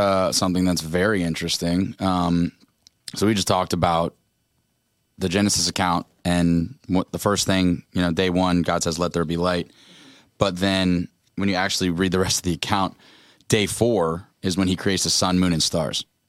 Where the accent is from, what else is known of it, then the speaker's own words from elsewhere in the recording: Orlando, Florida, United States; We're from Orlando